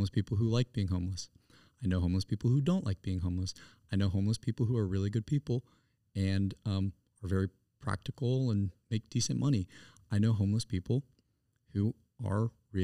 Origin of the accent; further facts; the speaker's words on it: Greenville, South Carolina, United States; I'm from Greenville, South Carolina.